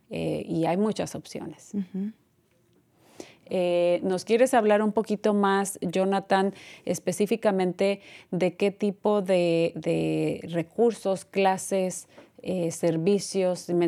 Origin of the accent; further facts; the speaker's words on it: Mexico; maltratada porque soy mexicana, porque soy latina, no es aceptable.